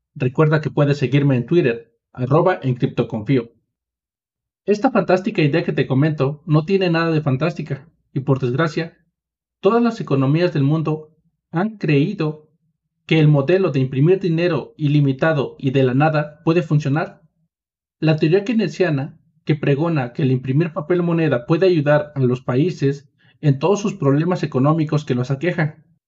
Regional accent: Mexico; como soy mexicano

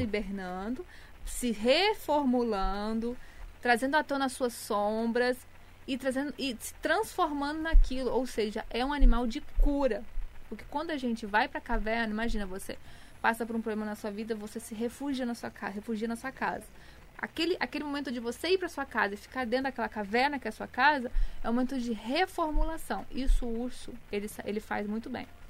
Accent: Goiânia, Goiás, Brazil; now in Rio de Janeiro, Brazil; sou de Goiânia, mas atualmente estou no Rio

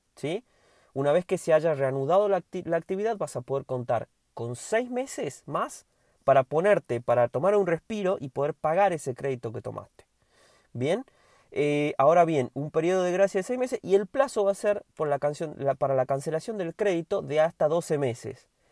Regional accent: Argentina

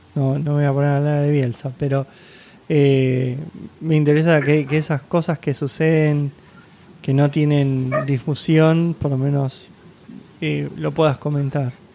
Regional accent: Argentina; como argentino, como yo

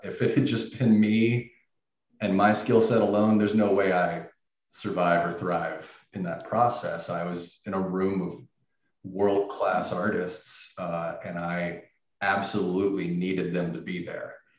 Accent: Nashville, Tennessee, United States; moved away; I was originally from Nashville, Tennessee

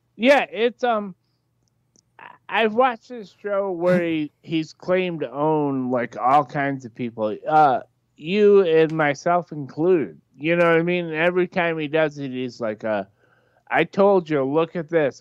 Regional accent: Michigan, United States; I'm from Michigan too. Like, I'm inland.

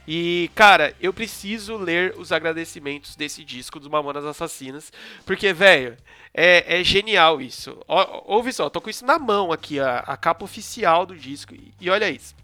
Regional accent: São Paulo, Brazil; aqui a gente é de São Paulo, da zona sul. a gente mora perto, relativamente perto

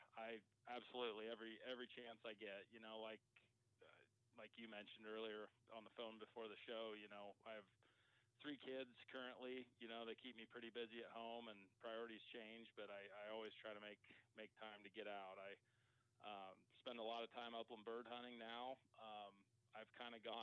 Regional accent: Lexington, Nebraska, United States; I grew up in Lexington, so didn't make it too far from home

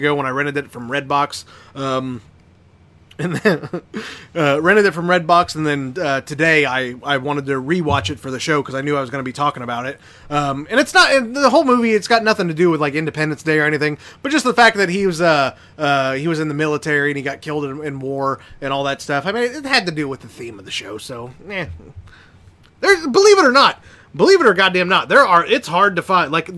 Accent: Indiana, United States; I grew up in Indiana, though, so I guess I could be classified as hillbilly

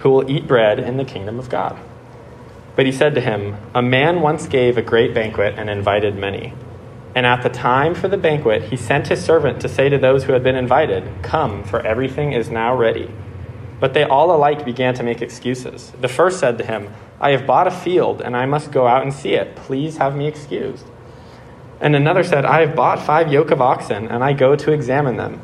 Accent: Bay Area, California, United States; I'm from the Bay Area, California

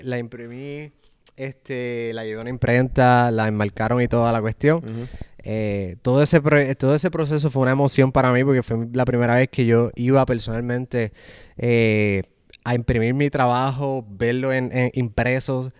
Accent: Puerto Rico; moved away as an adult; also born or lived in Orlando; now in Atlanta, United States; en el 2015, que fue que decidí mudarme de Puerto Rico

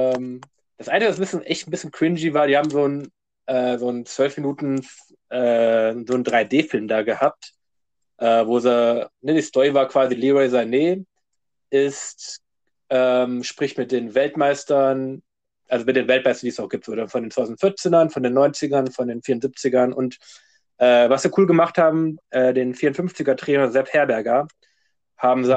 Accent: Wolfenbüttel, Lower Saxony, Germany; bei uns in Wolfenbütteler Schwimmbad

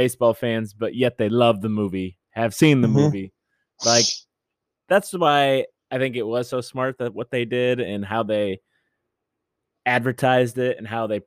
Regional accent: Iowa, United States; our home state

